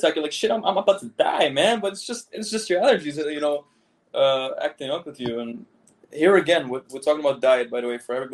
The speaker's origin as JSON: {"language": "English", "town": "Amsterdam", "region": "North Holland", "country": "Netherlands", "tie": "born or raised there", "also_born_or_lived": "Caribbean", "moved": "yes", "said": "I was born in Amsterdam. Like, I'm actually from Holland. I'm Dutch."}